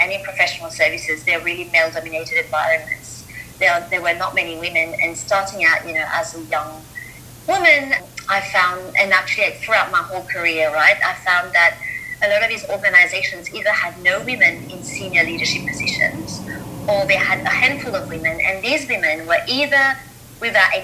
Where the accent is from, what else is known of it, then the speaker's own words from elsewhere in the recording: Mauritius; moved away as an adult; also born or lived in Melbourne, Australia; now in London, United Kingdom; I grew up in Mauritius, and you know, then at 18, I moved to Australia.